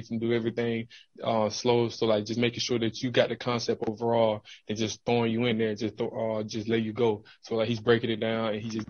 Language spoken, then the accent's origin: English; Georgia, United States; now in Green Bay, United States; I'm coming from Georgia, and now I'm in Green Bay, so I'm just switching to G.